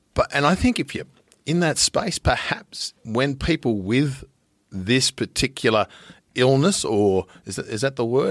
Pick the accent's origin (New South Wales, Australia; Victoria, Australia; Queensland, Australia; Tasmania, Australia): New South Wales, Australia; Riverina; moved away; also born or lived in Central Coast, New South Wales; I'm from the Riverina.